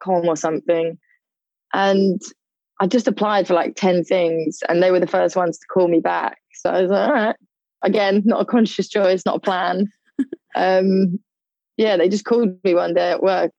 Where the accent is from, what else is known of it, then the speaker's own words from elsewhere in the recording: London, United Kingdom; I'm from London, living in London currently